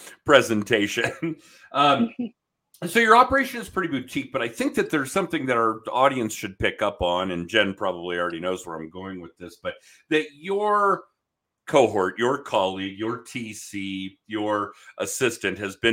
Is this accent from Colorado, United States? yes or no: yes; Denver, Colorado, United States; I grew up here in the Denver area